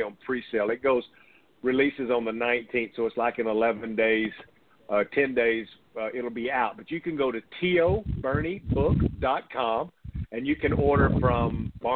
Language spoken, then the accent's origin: English; East Texas, United States; moved away; I grew up in East Texas